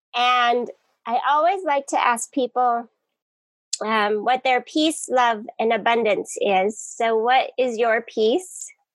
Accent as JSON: {"language": "English", "region": "Colorado", "country": "United States", "moved": "yes", "lives_now": "Hawaii, United States", "said": "I'm from Colorado"}